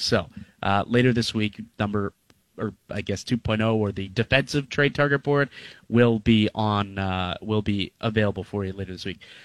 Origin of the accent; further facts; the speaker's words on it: Niagara Falls, Ontario, Canada; I'm from Niagara